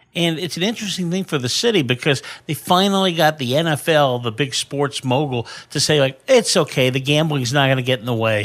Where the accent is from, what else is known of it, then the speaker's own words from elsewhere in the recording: Bay Area, California, United States; now in Las Vegas, United States; growing up in the Bay Area